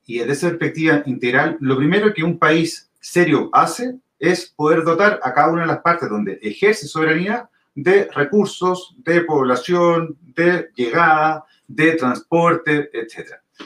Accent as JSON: {"language": "Spanish", "town": "Viña del Mar", "region": "Valparaíso", "country": "Chile", "moved": "as an adult", "lives_now": "Santiago, Chile", "said": "Yo soy de Viña, vivo en Santiago principalmente por temas laborales"}